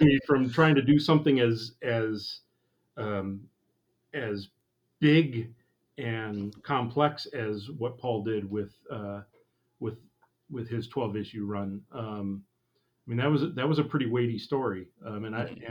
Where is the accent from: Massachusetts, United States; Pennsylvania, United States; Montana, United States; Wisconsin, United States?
Wisconsin, United States; Eagle River; it has my hometown on it, Eagle River